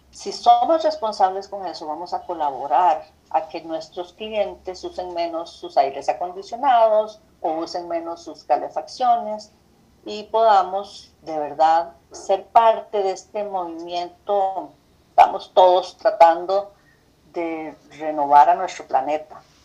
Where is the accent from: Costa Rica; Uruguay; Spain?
Costa Rica; como arquitectos costarricenses